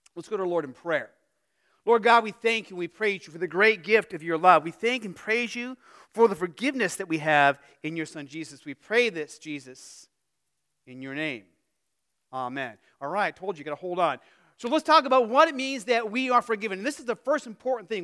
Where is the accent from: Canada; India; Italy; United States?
United States; Phoenix, Arizona; moved away; growing up in Phoenix